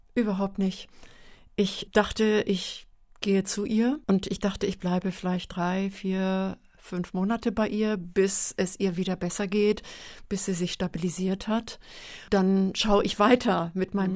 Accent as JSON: {"language": "German", "town": "Meldorf", "region": "Schleswig-Holstein", "country": "Germany", "tie": "born or raised there", "moved": "yes", "said": "Aus Schleswig-Holstein und zwar von der Westküste aus dem Kreis Dithmarschen. Und das ist ähm, ein flaches Land, Marschland. Der Deich ist ganz nah gewesen. Und das Haus, in dem ich groß geworden bin"}